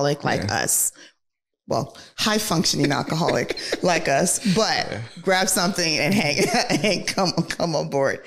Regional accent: Nigeria; moved away; I was born and raised in Nigeria

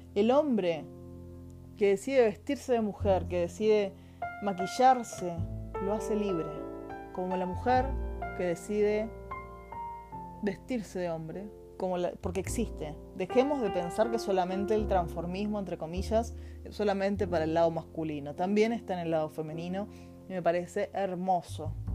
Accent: Argentina; now in Chile; Soy argentina, vivo en Chile.

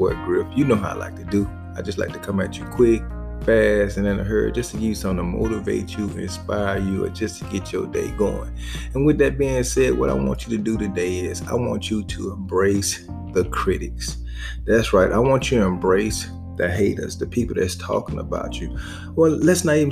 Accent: the South, United States; I'm a boy from the South

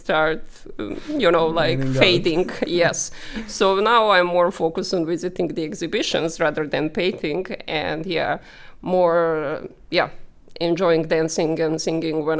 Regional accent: Belgrade, Serbia; moved away as an adult; now in Malta; I'm a lawyer from Serbia, Belgrade. Born and raised there, graduated there as well

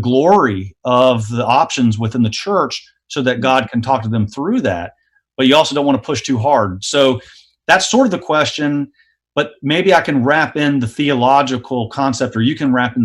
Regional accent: the South, United States; I grew up in the South

